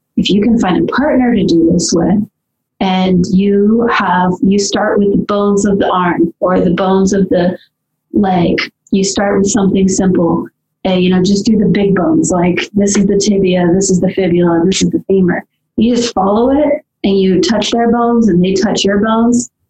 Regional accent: Southern California, United States; I grew up in Southern California

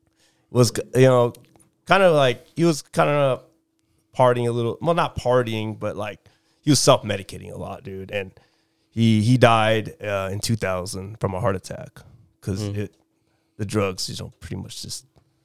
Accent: Chula Vista, California, United States; Chula Vista.

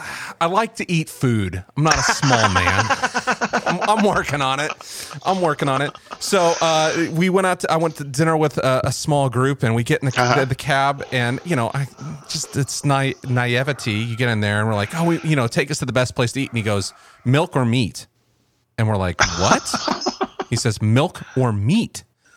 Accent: United States; I'm an American

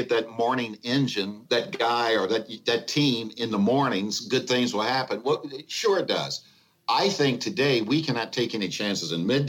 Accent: Evansville, Indiana, United States; I worked at three winning radio stations in my hometown of Evansville, Indiana.

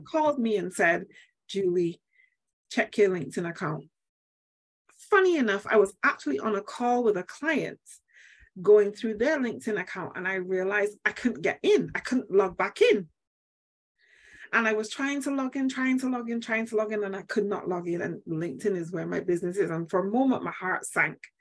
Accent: Manchester, North West England, United Kingdom; now in Barbados; I am from Manchester, UK. I Yay. was born and bred

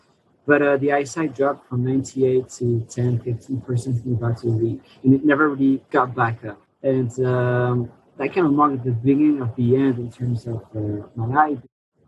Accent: Geneva, Switzerland; English is a second language; also born or lived in Montreal; I was born and raised in Geneva. I live most of my life here.

